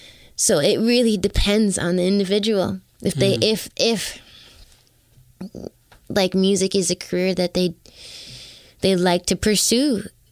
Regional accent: Toronto, Ontario, Canada

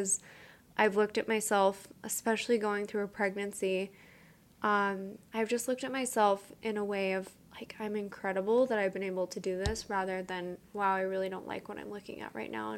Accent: Utah, United States; So growing up in Utah in like the 80s and 90s, a lot of women didn't have to work.

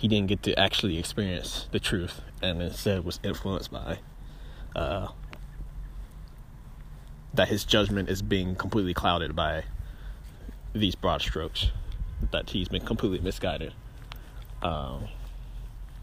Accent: Greenville, Mississippi, United States; also born or lived in Starkville, Mississippi / Rankin County, Mississippi; the circumstances in which I was raised in Greenville

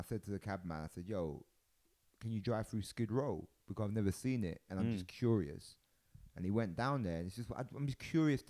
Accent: London, United Kingdom; I'm from London and I love it, but it ain't the best city in the world.

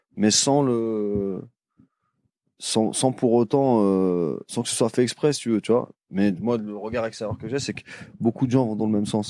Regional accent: Paris, Île-de-France, France; je suis de Paris

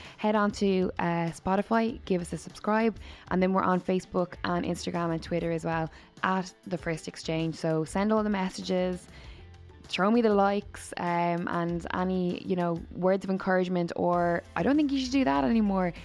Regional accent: Waterford, Munster, Ireland; I grew up in Waterford

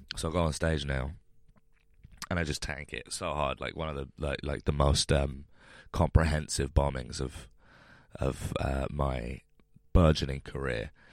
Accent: London, United Kingdom; I grew up in London so like I could live with my family while I was starting doing comedy

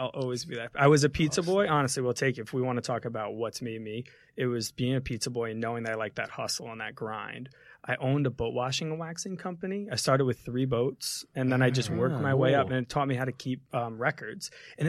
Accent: New Jersey, United States; But yeah, I grew up in the same house that my mom grew up in, down by the beach in New Jersey, small town.

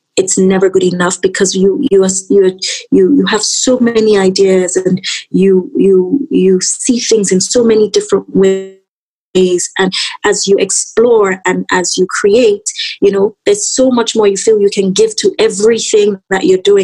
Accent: Nigeria; as a Nigerian brand, and my brand being so infused with my culture, my aesthetical, you know, my design direction being so infused with my culture

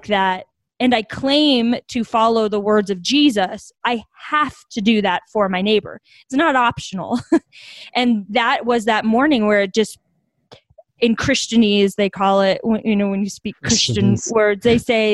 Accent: Bastrop, Texas, United States; also born or lived in Colorado Springs, Colorado; now in Denver, United States; I grew up in Bastrop, Texas.

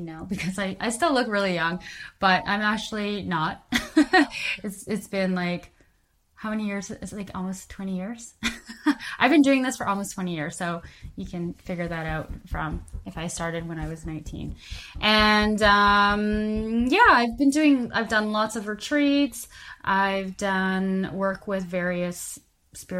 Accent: Calgary, Alberta, Canada; now in Vancouver, Canada; I'm originally from Calgary, Alberta, Canada

